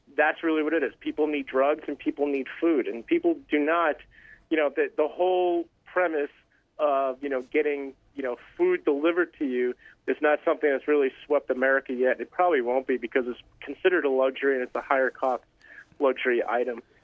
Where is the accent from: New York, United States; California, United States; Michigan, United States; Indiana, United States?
New York, United States; New York City; born and raised in New York City.